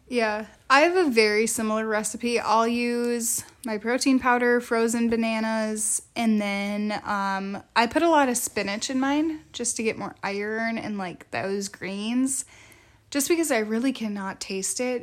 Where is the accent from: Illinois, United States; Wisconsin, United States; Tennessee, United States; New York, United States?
Wisconsin, United States; we grew up in Wisconsin